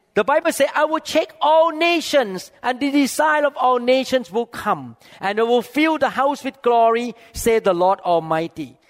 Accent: Thailand; English is a second language; moved away as an adult; now in United States; I come from Thailand I never graduate from here

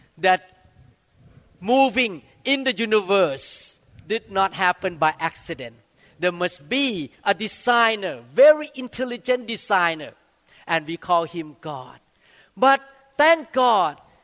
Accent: Thailand; when I was growing up in Thailand

